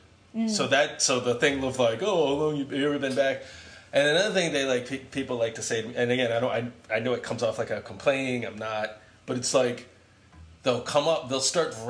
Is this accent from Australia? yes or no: no; Vietnam; So when people, I say I'm from Vietnam, people typically say, "Will you ever go back?"